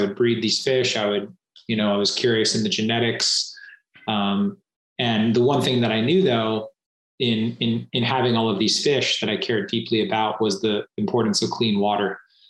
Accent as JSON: {"language": "English", "country": "Singapore", "tie": "born or raised there", "also_born_or_lived": "Southeast Asia", "said": "I grew up predominantly in Southeast Asia and Singapore."}